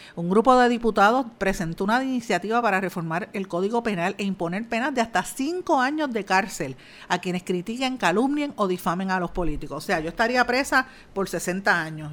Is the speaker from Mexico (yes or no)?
no; Puerto Rico; ya somos ciudadanos americanos, pero es una ciudadanía de segunda categoría porque no podemos aquí votar por el presidente